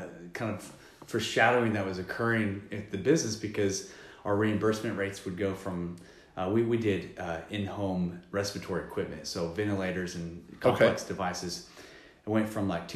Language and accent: English; Euless, Texas, United States; also born or lived in Roanoke, Texas; I actually grew up in Euless, but moved to Roanoke